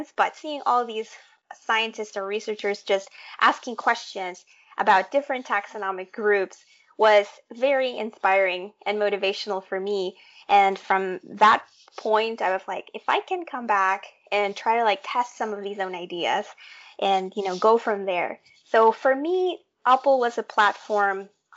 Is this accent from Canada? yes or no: no; Tegucigalpa, Francisco Morazán, Honduras; moved away; that was the degree that was being offered in my hometown of Tegucigalpa